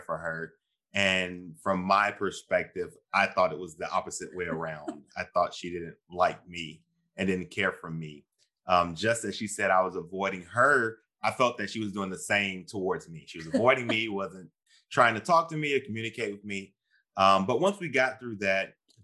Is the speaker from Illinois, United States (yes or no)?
no; Georgia, United States; my family is Southern. I'm from Georgia, the Deep South.